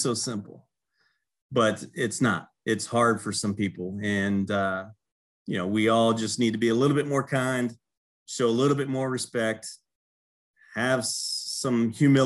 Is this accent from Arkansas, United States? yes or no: no; Celina, Ohio, United States; growing up in Salina, Ohio